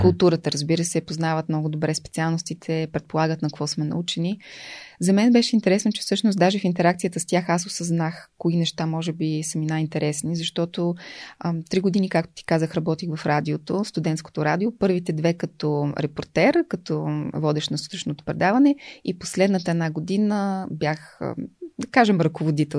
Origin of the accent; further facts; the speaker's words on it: Velingrad, Pazardzhik Province, Bulgaria; also born or lived in Sofia / Blagoevgrad; В София съм родена, но във Велинград съм отраснала